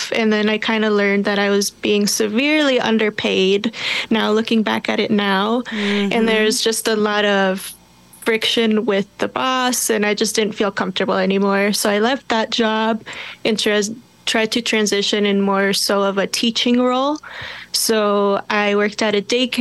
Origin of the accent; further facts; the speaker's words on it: Minneapolis, Minnesota, United States; I grew up in Minneapolis, South Minneapolis to be exact